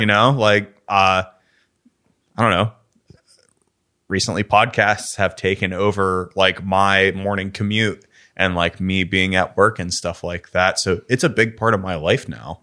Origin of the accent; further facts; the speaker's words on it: Pittsburgh, Pennsylvania, United States; you were a kid, like, in Pittsburgh.